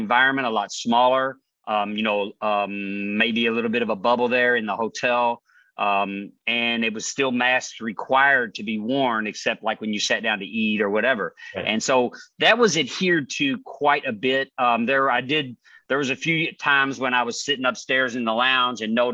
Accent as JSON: {"language": "English", "region": "Hawaii", "country": "United States", "said": "I come from Hawaii, so we hug a lot"}